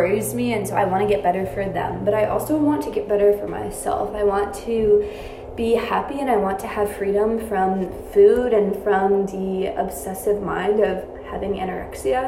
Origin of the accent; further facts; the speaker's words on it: New York, United States; I'm from New York